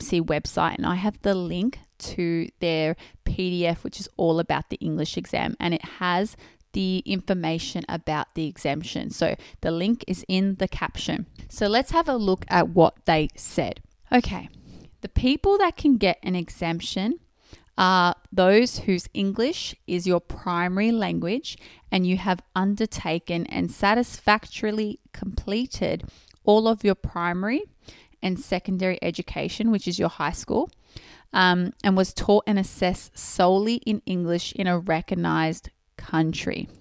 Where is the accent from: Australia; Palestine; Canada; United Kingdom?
Australia; I was born and raised in Australia. So that means I did all my s-, primary and secondary schooling in Australia